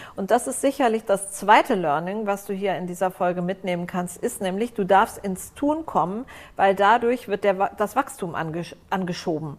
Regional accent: Frankfurt, Hesse, Germany; moved away as an adult; also born or lived in Lower Rhine, Germany / Vienna, Austria; now in Cyprus; Da bin ich aufgewachsen und Frankfurt.

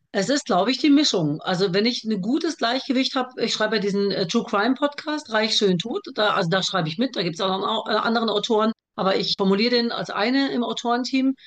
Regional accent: Germany; born or raised there; first language German; also born or lived in Baghdad, Iraq

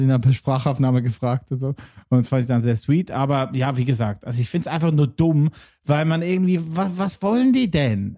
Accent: Lucerne, Switzerland; ich bin Luzerner

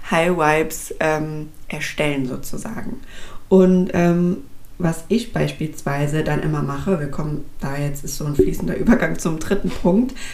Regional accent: Frankfurt, Hesse, Germany; Ich komme jetzt aus Frankfurt, das heißt bei uns ähm, ist das jetzt beispielsweise um die alte Oper rum

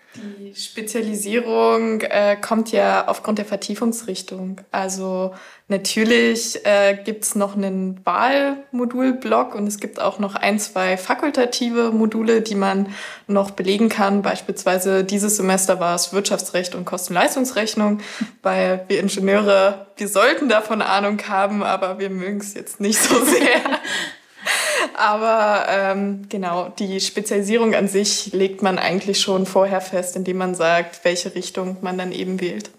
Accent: northeast Brandenburg, Germany; now in Zittau, Germany; Ich komme aus einem winzigen Dorf im Nordosten Brandenburgs, direkt von der Grenze

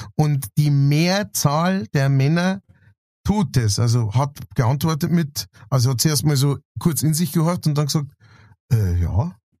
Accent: Straubing, Bavaria, Germany; Straubing, wo ich her bin

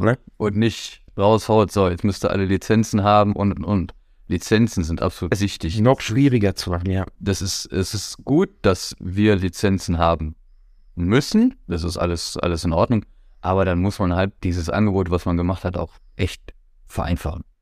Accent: Herford, North Rhine-Westphalia, Germany; ich komme aus Herford, da haben wir VfL und TG. Ich habe in der Jugend bei VfL gespielt

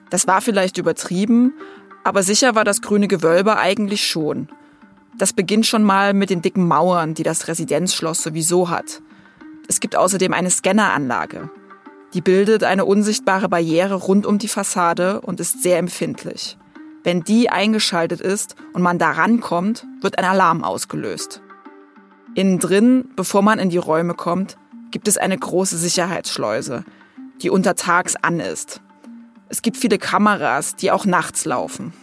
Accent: near Dresden, Saxony, Germany; ich bin selbst eine Sächsin, aufgewachsen in der Nähe von Dresden

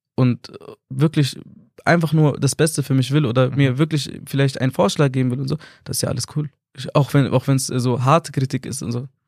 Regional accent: Nuremberg, Bavaria, Germany; bin aus Nürnberg, bin auch tatsächlich in Nürnberg geboren

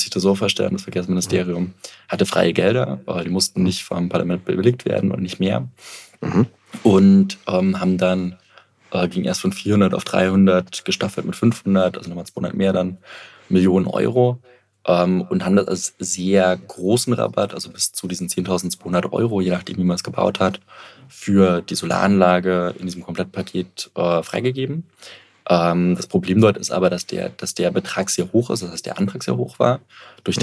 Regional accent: Dresden, Saxony, Germany; ich komme aus Dresden

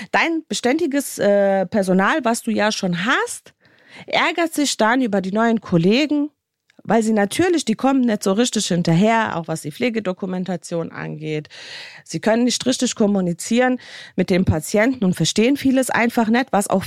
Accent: Bosnia & Herzegovina; Ihr wisst ja, ich komme aus Bosnien und Herzegowina und Bosnien ist ein Land, was so ein bisschen ziemlich hinten dran steht mit allem, was sie tun.

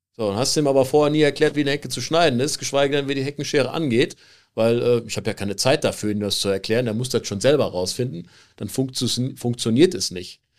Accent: Germany; rede ich einfach mal als Deutscher

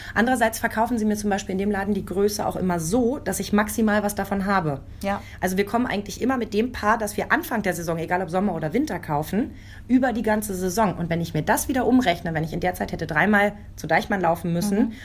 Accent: Lower Saxony, Germany; accent: Hochdeutsch; komme aus Niedersachsen. Ich bin mit Hochdeutsch

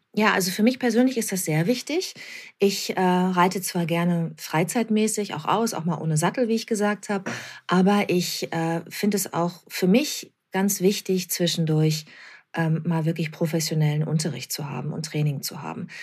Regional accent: Bad Lippspringe, North Rhine-Westphalia, Germany; moved away as an adult; also born or lived in Hamburg; now in near Hamburg, Germany; ich bin ganz ländlich aufgewachsen in Bad Lippspringe bei Paderborn

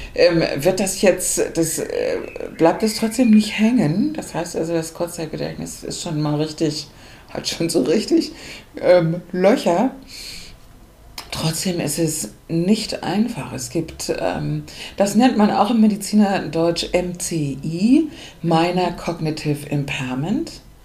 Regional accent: Hamburg, Germany; ich bin Hamburgerin

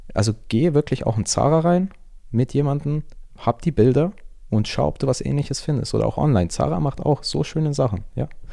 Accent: Augsburg, Bavaria, Germany; moved away as an adult; now in Antwerp, Belgium; ich komme aus ursprünglich aus Augsburg, wohne aber aktuell in Antwerpen, also in Belgien.

